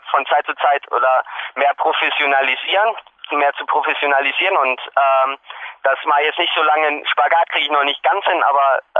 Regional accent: Hanover, Lower Saxony, Germany; Ich komme nun aus Hannover, aus Norddeutschland und da ist flaches Land, also das ähnelt überhaupt gar nicht dem Bergsport.

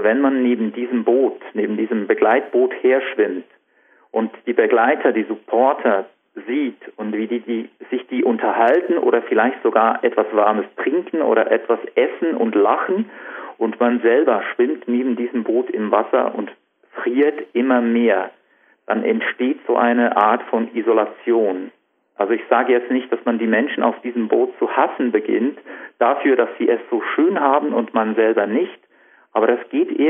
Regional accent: Switzerland; Ja, das ist genau das Problem bei uns in der Schweiz.

